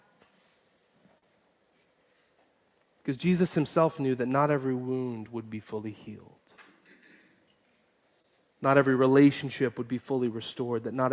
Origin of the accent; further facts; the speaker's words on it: Atlanta, Georgia, United States; moved away; Atlanta, which is my hometown